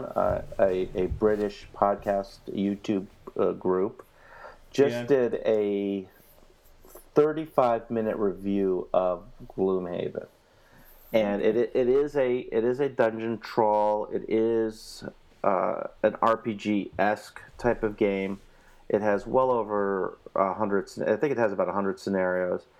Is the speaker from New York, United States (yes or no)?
yes; New York City, New York, United States; I'm from Queens.